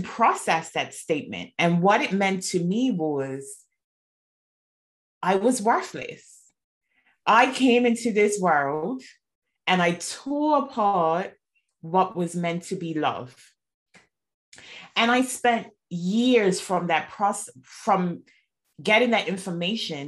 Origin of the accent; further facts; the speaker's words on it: Bermuda; moved away as an adult; now in United Kingdom; I'm originally from Bermuda. I moved to the UK 8 years ago